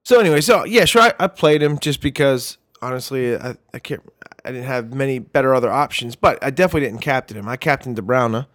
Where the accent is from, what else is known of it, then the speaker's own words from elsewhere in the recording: Columbus, Georgia, United States; my hometown of Columbus, Georgia